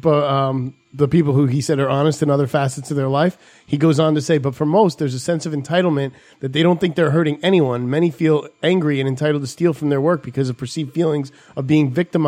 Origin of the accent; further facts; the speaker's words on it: New York, United States; I was like from New York coming into New Jersey.